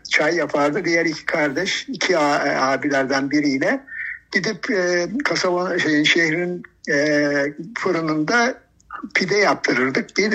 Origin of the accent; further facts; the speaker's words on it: Rize Province, Turkey; also born or lived in Samsun; 1956 yılında Samsun'da doğdum, doğmuşum. Ee, daha sonra kendimi ilk hatırladığım yer Rize'dir.